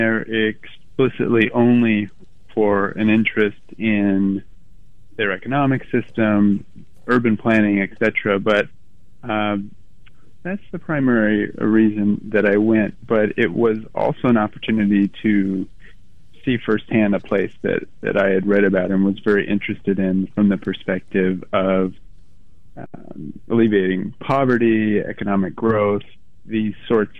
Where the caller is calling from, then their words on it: New York, United States; That's correct. I'm calling in from Brooklyn.